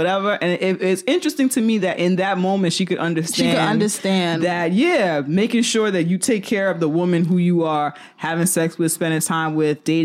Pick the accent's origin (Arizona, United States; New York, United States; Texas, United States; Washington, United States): New York, United States; New York City; we're all from the Bronx here